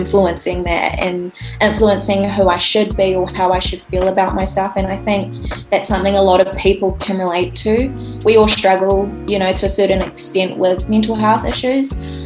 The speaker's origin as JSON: {"language": "English", "town": "Rotorua", "region": "Bay of Plenty", "country": "New Zealand", "also_born_or_lived": "Auckland", "said": "I am from Aotearoa, New Zealand, Rotorua, so the North Island."}